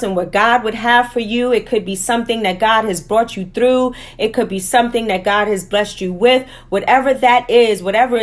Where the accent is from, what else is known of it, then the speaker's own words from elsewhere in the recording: New York City, New York, United States; growing up in Harlem and Wagner Projects